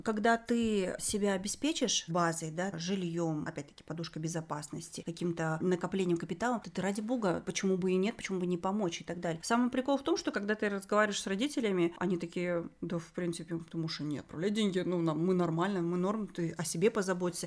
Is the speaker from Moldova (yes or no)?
no; Semey, Abai Region, Kazakhstan; moved away; я из Семпатинска